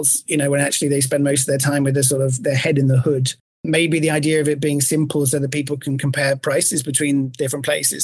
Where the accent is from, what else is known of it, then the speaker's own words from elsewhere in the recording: England, United Kingdom; accent: English; now in Miami, United States; my English accent in Miami